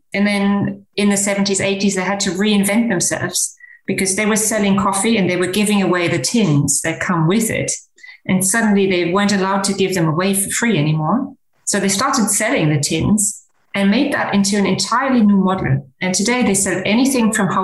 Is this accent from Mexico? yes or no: no; Germany; also born or lived in Canada / United Kingdom / San Francisco, United States / North Carolina, United States; now in Luxembourg; I grew up in Germany, and during my education, I lived in Canada, in the UK, and in the US, both in San Francisco and in North Carolina